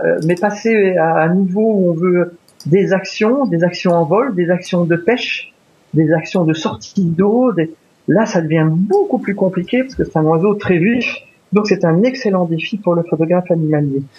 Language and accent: French; Belgium; je suis belge